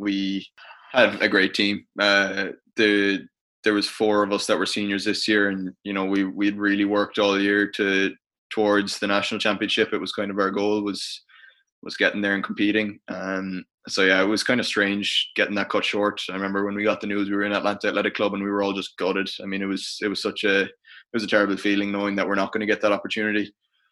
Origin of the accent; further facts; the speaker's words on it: Ireland; as an Irish international, you know, thankfully I suppose I'm very grateful to have the platform